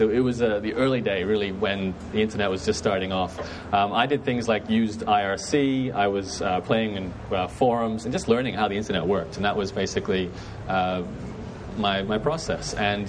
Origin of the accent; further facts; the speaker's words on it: Brisbane, Queensland, Australia; accent: Canadian; Actually got Canadian background, but I'm born and raised in Brisbane, so this is my hood.